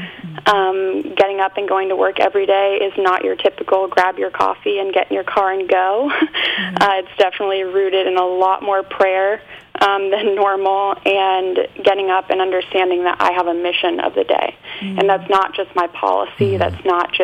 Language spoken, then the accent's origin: English; Vermont, United States; also born or lived in New York; I was raised in Vermont